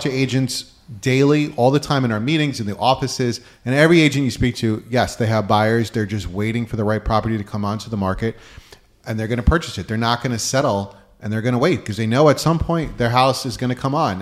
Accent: Westhampton Beach, New York, United States; I'm from West Hampton Beach area

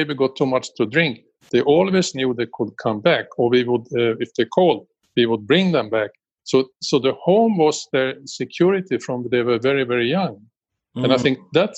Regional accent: Sweden; born in Sweden in 1948

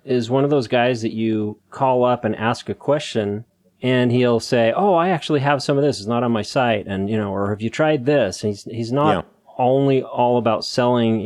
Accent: Orem, Utah, United States; I grew up in the town right next to Provo.

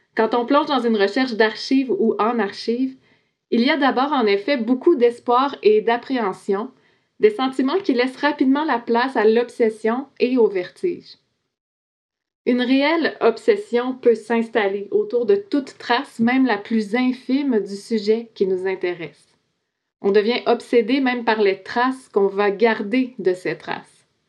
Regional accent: Quebec, Canada; Je suis québécoise, je suis non autochtone

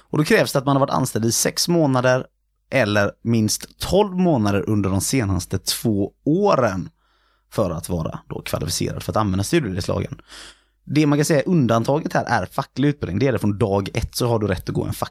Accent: Gothenburg, Västra Götaland, Sweden; Vi är lite göteborgare vi nämligen.

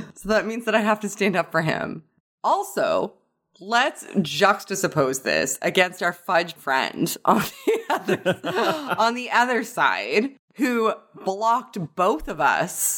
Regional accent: Canada; I'm from Canada

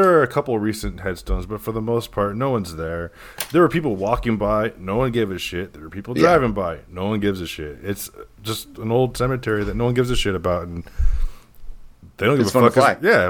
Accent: California, United States; now in Ohio, United States; Originally from California, transplanted to Ohio. That's where I live now

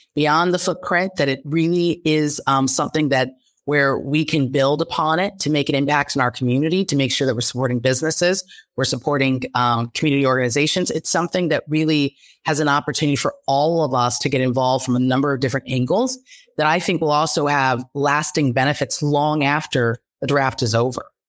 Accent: Los Angeles, California, United States; now in Detroit, United States; I'm originally from Los Angeles, and I moved to Detroit in, uh, twenty ten

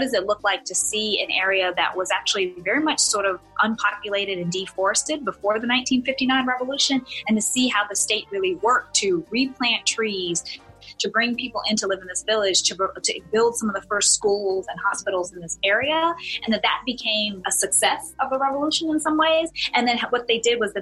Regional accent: North Carolina, United States; I'm from North Carolina. I grew up going to the beach on the Atlantic

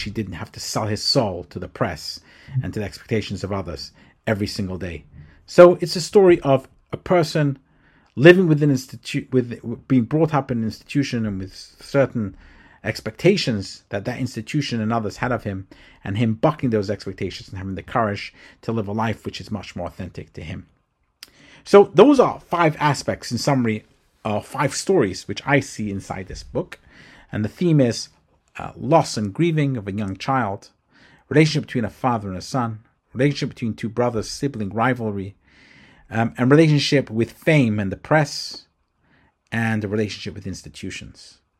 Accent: England, United Kingdom; now in United States; I was brought up in England. I moved to the United States. I also was brought up in a very strict type of institution, Orthodox Judaism.

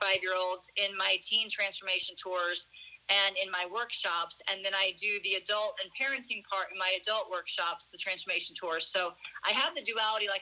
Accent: St. Louis, Missouri, United States; moved away as an adult; now in Arizona, United States; I was born and raised in St. Louis, Missouri, actually in the suburbs

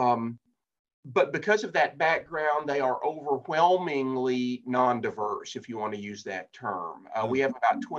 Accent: Texas, United States; also born or lived in Ohio; now in Fort Worth, United States; back here in Texas. I'm a Texan

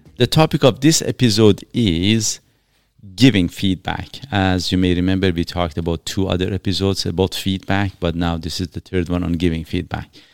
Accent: Iran; now in Canada; I'm from Iran, uh, originally.

